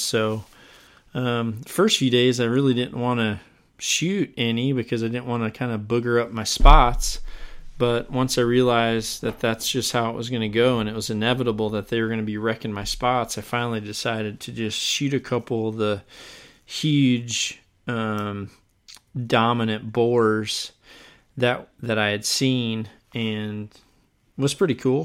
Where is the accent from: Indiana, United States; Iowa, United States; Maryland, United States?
Iowa, United States; here in my home state of Iowa